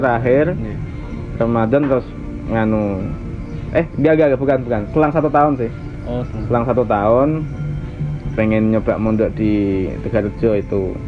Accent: Pati, Central Java, Indonesia; saya lahir di Desa Cebulek, Cebulek Kidul, Kecamatan Margoyoso Pati

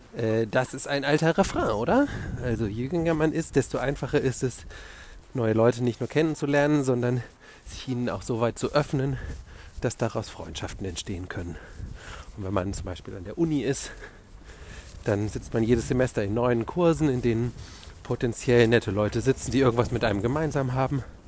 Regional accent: Wiesbaden, Hesse, Germany; moved away as an adult; also born or lived in Stuttgart; now in Berlin, Germany; Da habe ich so halb in Stuttgart und halb in meiner Heimatstadt Wiesbaden gewohnt

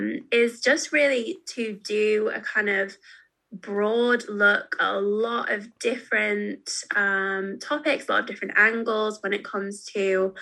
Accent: United Kingdom; as British Christians ourselves

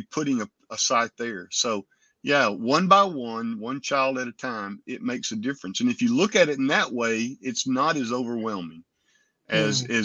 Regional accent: United States; we as Americans

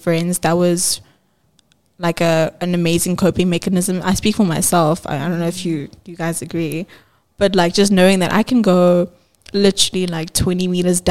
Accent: Johannesburg, Gauteng, South Africa; we're all from Joburg

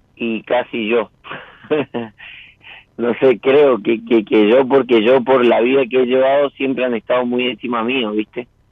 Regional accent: San Rafael, Mendoza, Argentina; Soy de San Rafael, Mendoza.

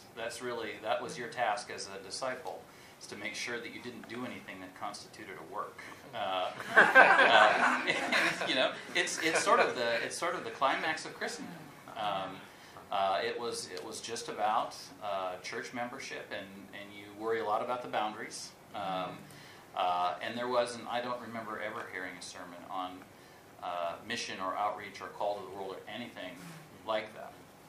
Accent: North Dakota, United States; I grew up in North Dakota in a very conservative Lutheran tradition

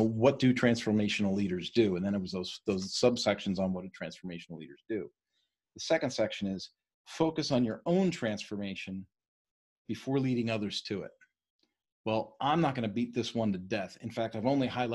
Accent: East Coast, United States; I was raised on the East Coast.

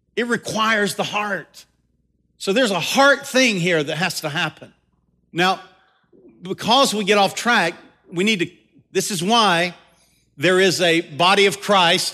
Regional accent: the South, United States; accent: Southern; I'm a Southern boy. I'm, I'm really Southern to the core. I just, I try not to let my accent get too

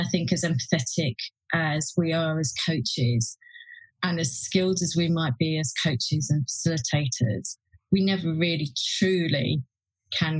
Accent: West Midlands, United Kingdom; I grew up in the West Midlands

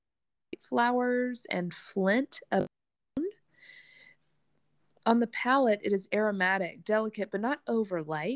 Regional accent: the South, United States; accent: Southern; I'm from the South and that will come out

